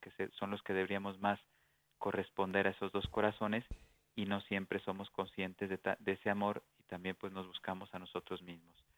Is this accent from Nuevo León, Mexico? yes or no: no; Durango, Mexico; en Durango, México, en la ciudad donde yo nací